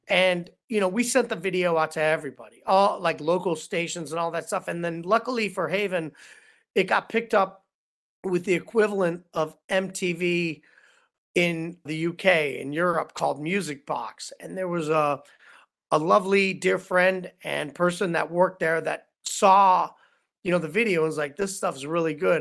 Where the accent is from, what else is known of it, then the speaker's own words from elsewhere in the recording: Cleveland, Ohio, United States; moved away as an adult; also born or lived in Los Angeles; as a kid growing up in Cleveland, Ohio